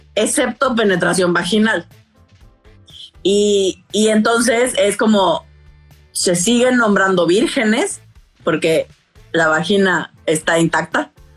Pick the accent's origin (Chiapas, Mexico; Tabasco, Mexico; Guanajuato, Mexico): Tabasco, Mexico; moved away as an adult; also born or lived in Mexico City; yo crecí en Tabasco, en el sureste de, México